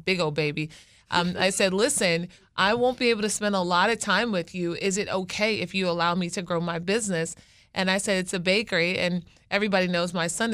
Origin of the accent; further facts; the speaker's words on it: Baltimore, Maryland, United States; I'm an attorney from Baltimore.